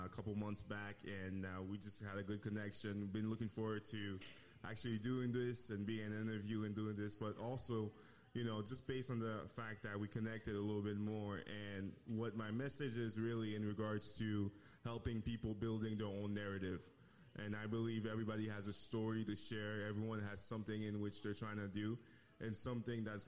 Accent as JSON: {"language": "English", "country": "Haiti", "moved": "yes", "said": "Originally, I'm from Haiti"}